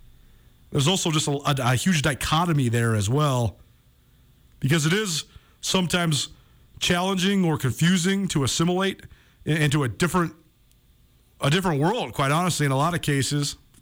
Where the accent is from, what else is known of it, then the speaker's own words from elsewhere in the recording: Missoula, Montana, United States; moved away; His cousins were a couple of my best friends here growing up in Missoula.